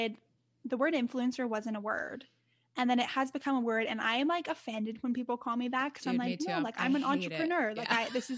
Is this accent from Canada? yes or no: yes; Canada; I'm Canadian. Like I was born here and my family, like my parents were Canadian